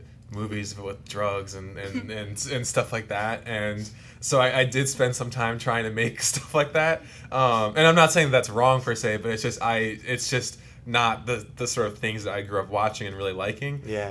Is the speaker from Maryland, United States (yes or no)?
no; New Jersey, United States; South Jersey, which is where I grew up